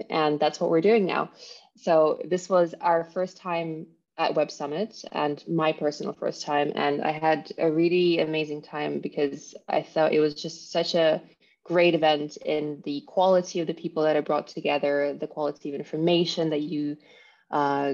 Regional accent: Russia; now in Cyprus; I am Russian by birth

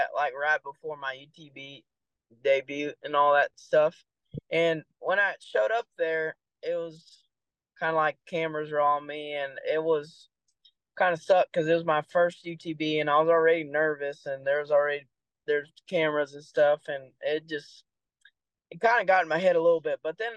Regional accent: Decatur, Texas, United States; accent: Texan; first language English; also born or lived in Brazil; Decatur, Texas

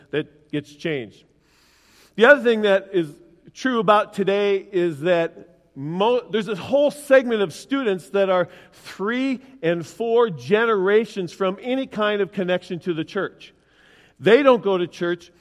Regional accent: Willmar, United States; in my hometown, Wilmer, when I grow, grew up

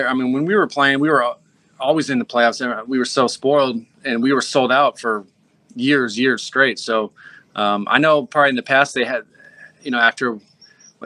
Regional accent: Seattle, Washington, United States; moved away as an adult; also born or lived in Philadelphia; I grew up in Seattle

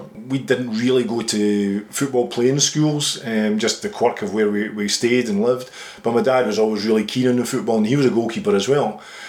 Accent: Edinburgh, Scotland, United Kingdom; also born or lived in England; I was back living in Edinburgh at this time with my dad and my mum and my older brother.

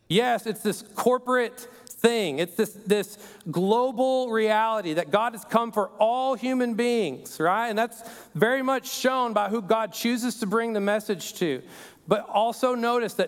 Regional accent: Perryton, Texas, United States; moved away; this is my hometown. It's a place called Perryton

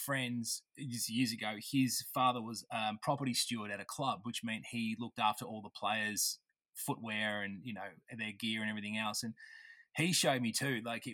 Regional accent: Australia; me being Australian

